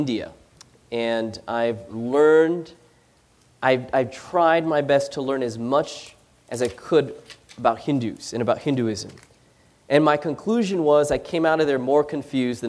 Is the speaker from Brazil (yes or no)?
no; Philippines; we don't speak Chinese. We're Filipino.